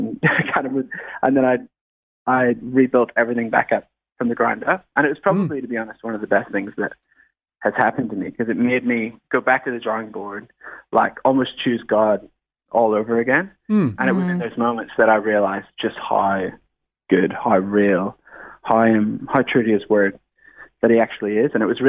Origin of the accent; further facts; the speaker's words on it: Northern Ireland, United Kingdom; moved away as an adult; now in Sydney, Australia; Yeah. So I'm actually from Northern Ireland originally, and I was there until I was 18. So I'm an Irish lad.